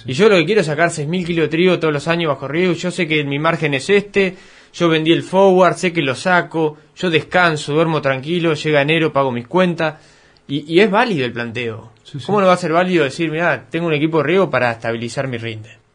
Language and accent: Spanish; Coronel Suárez, Buenos Aires Province, Argentina; yo soy de acá de Colón Suárez